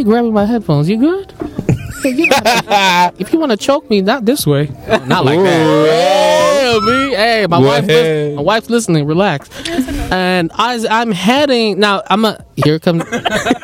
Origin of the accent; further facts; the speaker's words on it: Philippines; accent: Filipino; My Filipino accent is kicking